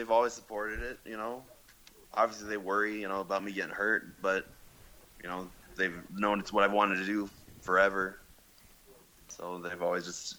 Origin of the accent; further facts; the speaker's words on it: Greeley, Colorado, United States; I'm from Greeley. Just it's like an hour north of Denver. Just, you know, small town.